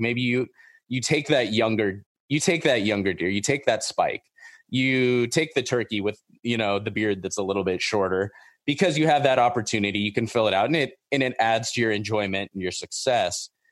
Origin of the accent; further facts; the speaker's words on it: Orange County, Southern California, United States; I grew up in Orange County. I grew up in, like, the suburbs